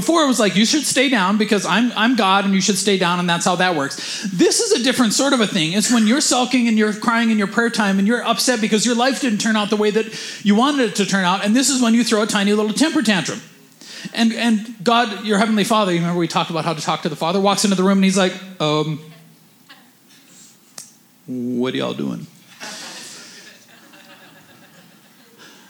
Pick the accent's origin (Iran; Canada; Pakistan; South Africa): Canada; we're Canadian